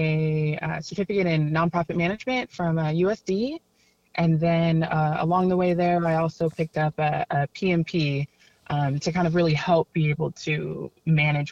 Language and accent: English; San Diego, California, United States; I am born and raised here in San Diego. I grew up in the East County, almost Southeast area